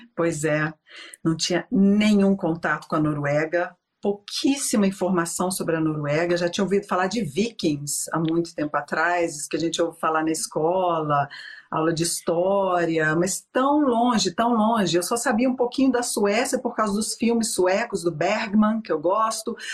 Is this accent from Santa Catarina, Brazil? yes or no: no; Belo Horizonte, Minas Gerais, Brazil; moved away as an adult; also born or lived in Rio de Janeiro; now in Stavanger, Norway; eu sou de BH, fiz direito lá por causa da minha tradicional família mineira.